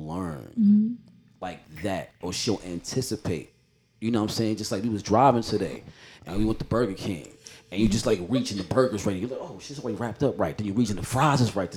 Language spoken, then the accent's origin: English; Jamaica; I'm Jamaican.